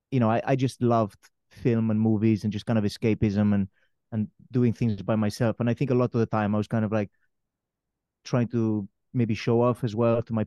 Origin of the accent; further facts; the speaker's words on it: Spain; moved away; also born or lived in Wales; growing up in Spain